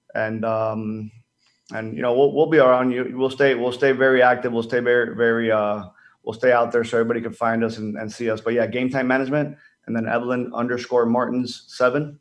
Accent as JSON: {"language": "English", "country": "Dominican Republic", "tie": "born or raised there", "moved": "yes", "said": "being Dominican, I grew up in the Dominican Republic"}